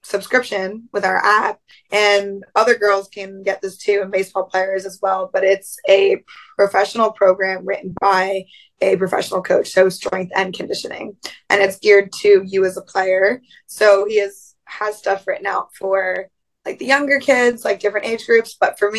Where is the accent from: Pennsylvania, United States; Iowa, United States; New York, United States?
Pennsylvania, United States; I'm from Pennsylvania.